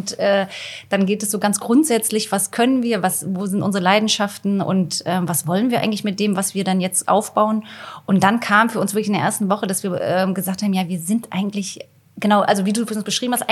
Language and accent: German; Stralsund, Mecklenburg-Vorpommern, Germany; now in Berlin, Germany; Ich aus dem Osten, ich komme aus Stralsund